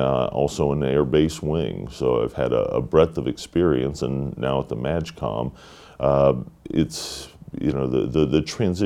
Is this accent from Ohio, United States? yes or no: yes; Dayton, Ohio, United States; I was born and raised here in Dayton, Ohio